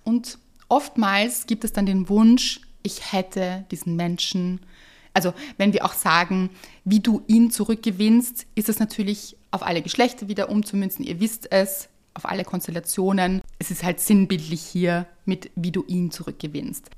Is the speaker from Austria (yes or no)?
yes; Vienna, Austria; bei uns in Wien